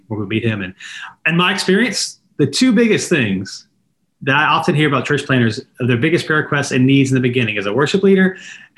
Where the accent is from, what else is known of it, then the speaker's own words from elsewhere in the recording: Raleigh, North Carolina, United States; I'm from the Raleigh area originally